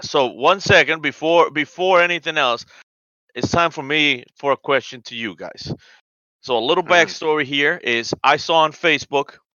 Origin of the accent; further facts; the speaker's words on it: Colombia; I'm from South America. I'm from Colombia